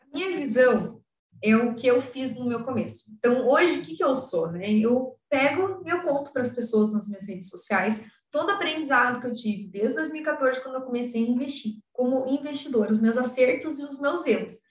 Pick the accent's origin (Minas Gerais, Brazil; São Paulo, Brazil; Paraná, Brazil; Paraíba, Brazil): Paraná, Brazil; Curitiba; eu sou de Curit do Paraná, Curitiba